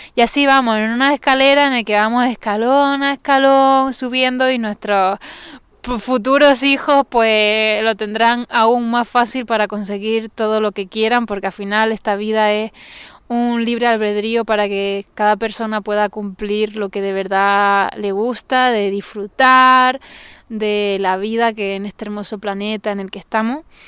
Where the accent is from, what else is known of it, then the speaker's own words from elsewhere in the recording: Tenerife, Canary Islands, Spain; soy de Canarias, la mejor isla del mundo, o sea, la mejor isla del mundo, eh, de Tenerife